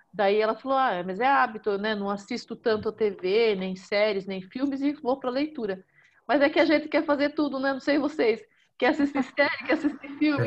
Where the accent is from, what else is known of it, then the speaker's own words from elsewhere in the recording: Salto de Pirapora, São Paulo, Brazil; Eu sou do interior de São Paulo, é Salto de Pirapora, é, fica próximo a Sorocaba